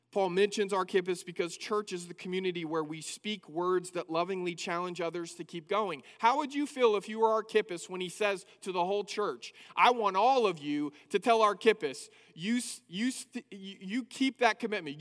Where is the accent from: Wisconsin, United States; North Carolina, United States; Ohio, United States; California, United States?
California, United States; Northern; moved away as an adult; now in Abilene, United States; I first moved from Northern California here to Abilene to go to school